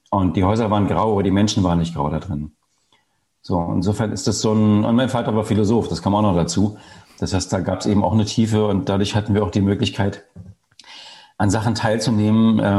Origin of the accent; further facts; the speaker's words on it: East Germany, Germany; Ich bin im Osten Deutschlands groß geworden.